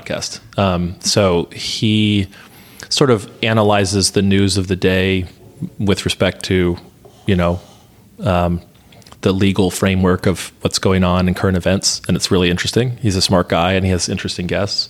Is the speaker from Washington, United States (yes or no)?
no; Atlanta, Georgia, United States; moved away; I grew up in Atlanta